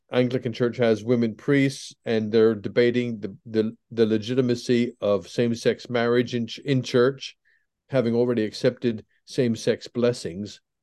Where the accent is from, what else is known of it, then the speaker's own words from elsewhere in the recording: Pennsylvania, United States; moved away as an adult; also born or lived in England; I was brought up in Pennsylvania in an evangelical, uh, Protestant home